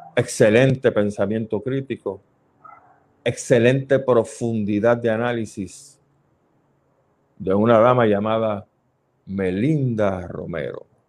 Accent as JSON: {"language": "Spanish", "country": "Puerto Rico"}